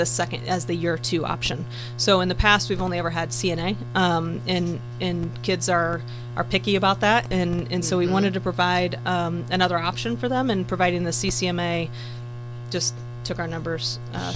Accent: Marshall County, Indiana, United States; growing up in Marshall County, you know, born and bred here

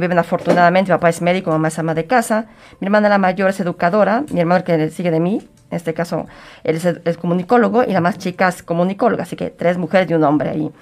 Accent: Guadalajara, Jalisco, Mexico; born or raised there

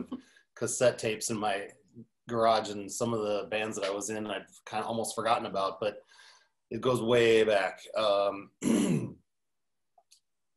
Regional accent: Lawrence, Kansas, United States; I grew up in Lawrence, Kansas

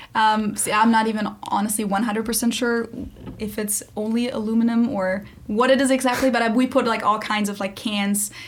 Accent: Germany; now in United States; I'm a German living

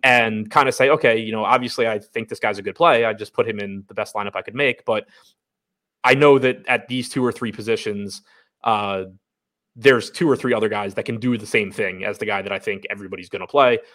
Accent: United States; moved away as an adult; now in Baltimore, United States; from the suburbs outside D C, live in Baltimore now

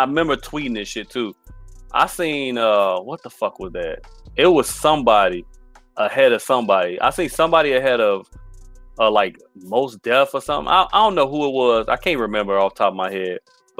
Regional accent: Chicago, Illinois, United States; now I'm from Chicago.

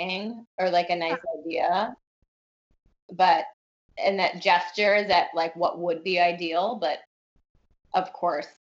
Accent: New York, United States; as a New Yorker

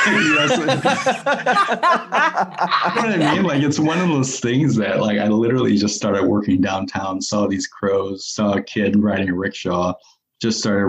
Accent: Iowa side of the Iowa–Illinois border, United States; moved away as an adult; now in Portland, United States; where I came from, the border of Iowa and Illinois, I grew up on the Iowa side, but moved over to the Illinois side.

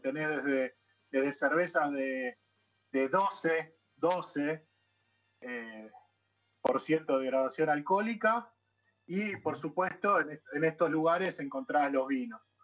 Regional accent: Banfield, Buenos Aires Province, Argentina; moved away as an adult; now in Netherlands; mi barrio de origen en, Buenos Aires, yo soy de Banfield

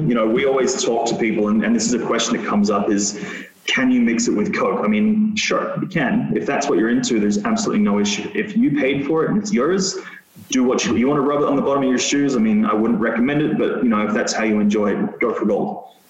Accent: Australia; I'm Australian, so price points are always going to be important to me.

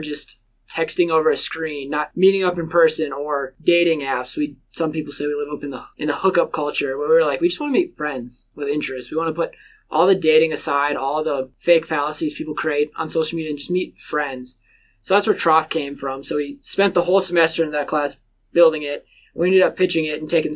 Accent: Mandan, North Dakota, United States; moved away as an adult; now in Colorado, United States; I'm from Mandan, North Dakota

